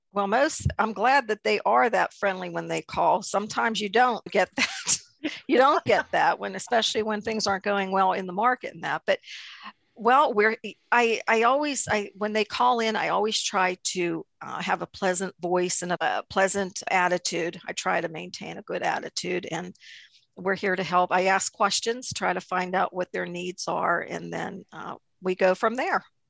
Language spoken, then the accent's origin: English; New Eagle, Pennsylvania, United States; I am from New Eagle, about 25 miles south of Pittsburgh, little town of New Eagle